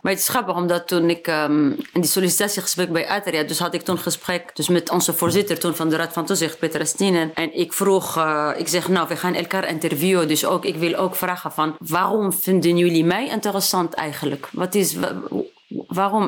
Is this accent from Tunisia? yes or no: yes; Tunisia; Dutch is a second language; moved away as an adult; also born or lived in France; now in Netherlands; waar ik vandaan kom, je komt uit Afrika en uit Tunesië